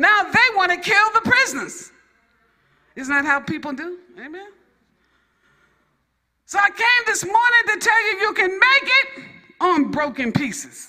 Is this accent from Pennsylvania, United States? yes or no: no; New York, United States; I'm from New York.